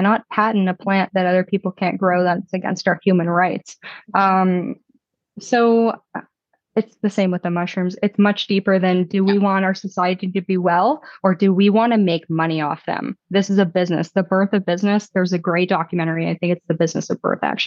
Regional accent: Ontario, Canada; We both grew up in like small town Canada. I grew up in Ontario

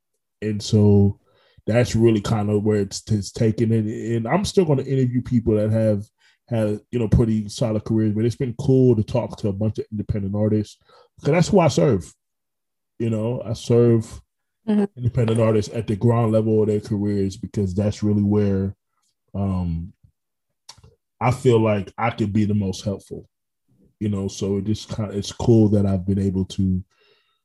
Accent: Orlando, Florida, United States; also born or lived in Brooklyn, New York; I'm natively from Brooklyn, but like I lived there for about 7 years. But I mean, Orlando's home for me.

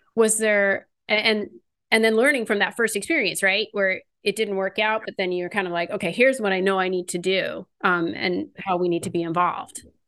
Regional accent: California, United States; I grew up in California

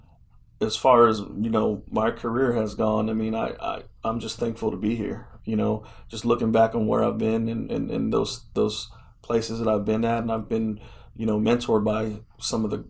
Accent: Chicago, Illinois, United States; now in Oklahoma City, United States; I'm from Chicago

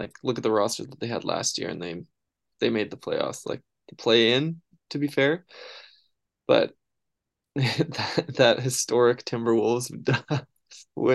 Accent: Canada; being Canadian

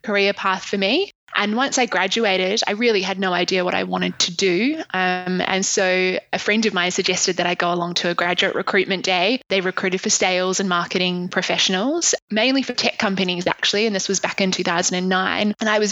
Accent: Christchurch, Canterbury, New Zealand; moved away as an adult; also born or lived in Dunedin, New Zealand / London, United Kingdom; now in Sydney, Australia; I grew up in a city called Christchurch, which is in the South Island. And I lived there until I was 18

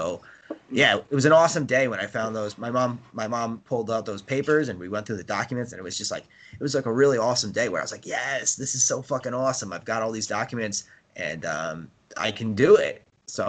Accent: New York, United States; I was born in New York, you know, I'm American

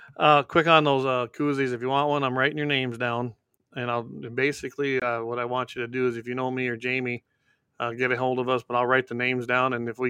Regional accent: South Dakota, United States; moved away as an adult; now in North Dakota, United States; I was born and raised in the Dakotas. Of course, I lived in South Dakota, but just across the border. And then, of course, when I married my wife, we moved on to the ranch here in North Dakota.

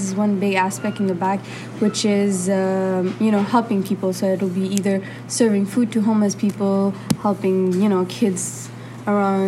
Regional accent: Brossard, Quebec, Canada; also born or lived in Montreal; I'm born here in Montreal. And they came here. Well, my dad came here when he was pretty young, you know, like my age, like around 18 and stuff. And I grew up here. In Brossard

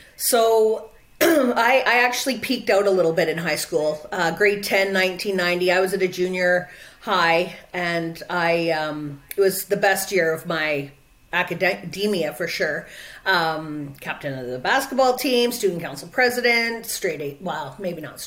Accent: Quesnel, British Columbia, Canada; also born or lived in Vancouver; now in Prince George, Canada; the university in Prince George, where I live now, so it's an hour away from my hometown, which is Quesnel

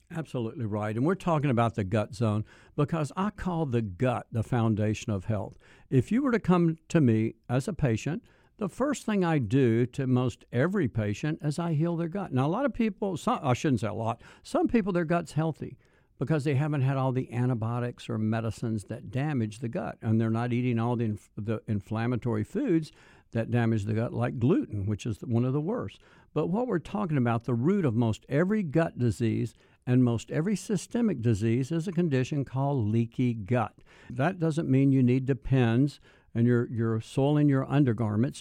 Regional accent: Mississippi, United States; I was born in Mississippi

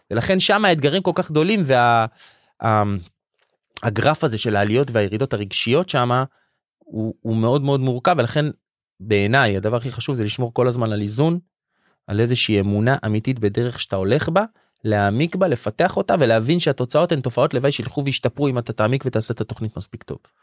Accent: Jerusalem, Jerusalem District, Israel; גדלנו בירושלים של הפועל כאילו בתור ילדים

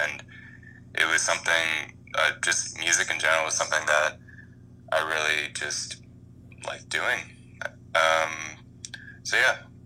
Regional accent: Columbia, Maryland, United States; I'm from Columbia, Maryland.

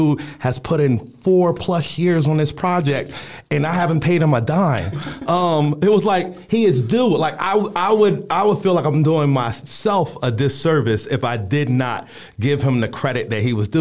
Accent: Philadelphia, Pennsylvania, United States; I'm from North Philadelphia

